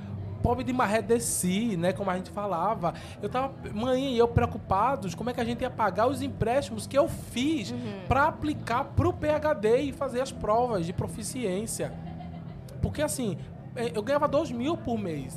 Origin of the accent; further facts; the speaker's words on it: Jaboatão dos Guararapes, Pernambuco, Brazil; moved away as an adult; also born or lived in São Paulo / Rio de Janeiro; Nasci em Jaboatão dos Guararapes, 14 de julho de 91. E cresci lá em Jabotão também